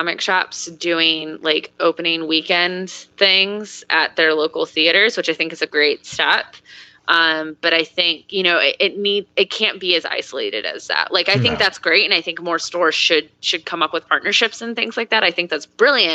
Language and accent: English; United States; now in New York, United States; So I grew up an hour outside of Chicago